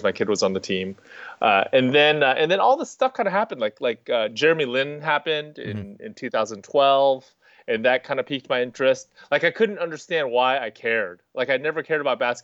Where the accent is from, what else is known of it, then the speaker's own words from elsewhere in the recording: Bay Area, California, United States; I grew up in the Bay Area